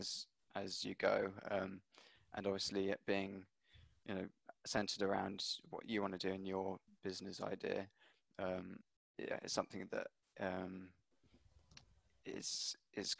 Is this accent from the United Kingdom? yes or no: yes; Hampshire, South East England, United Kingdom; moved away as an adult; now in London, United Kingdom; working in a few restaurants where I grew up in Hampshire, and then moved to London